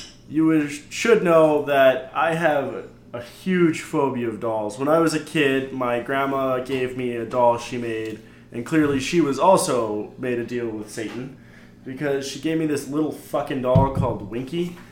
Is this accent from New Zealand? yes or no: no; Canada; We're Canadian.